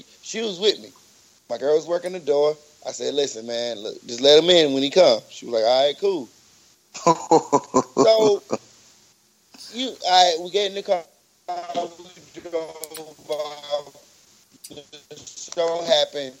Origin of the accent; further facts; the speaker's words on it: Jackson, United States; I'm from Jackson